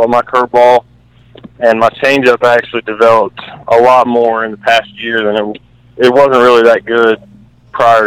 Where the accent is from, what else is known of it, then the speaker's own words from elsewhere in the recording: North Carolina, United States; I'm from North Carolina